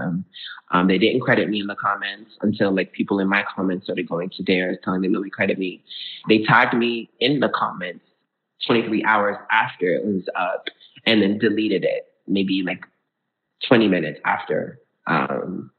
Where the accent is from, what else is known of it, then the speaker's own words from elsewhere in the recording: Florida, United States; also born or lived in Brooklyn, New York / Georgia; growing up in Florida, I went to an art school all throughout middle high school where I danced